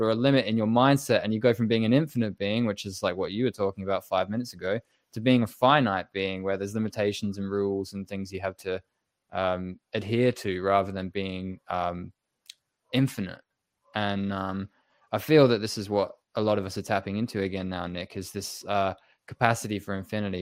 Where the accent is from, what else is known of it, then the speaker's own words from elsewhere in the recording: England, United Kingdom; I was born in England